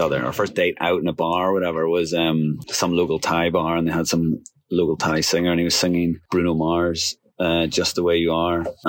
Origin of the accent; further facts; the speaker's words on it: Northern Ireland, United Kingdom; moved away as an adult; also born or lived in England; after growing up in Northern Ireland, I went to university in England